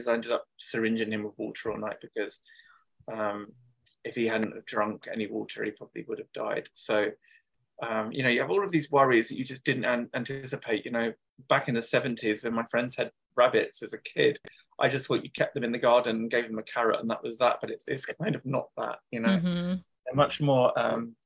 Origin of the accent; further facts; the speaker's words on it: London, United Kingdom; I come from the UK, where I've always lived. I grew up in London, and now I live in the countryside